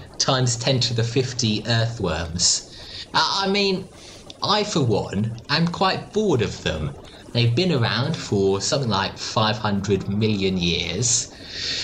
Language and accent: English; Australia; I come from Australia